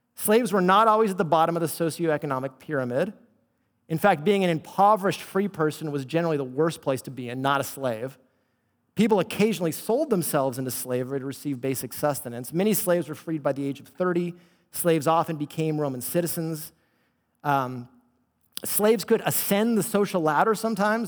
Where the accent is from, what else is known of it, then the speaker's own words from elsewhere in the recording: Bay Area, California, United States; Because I grew up in the Bay Area, I'm a Bay Area native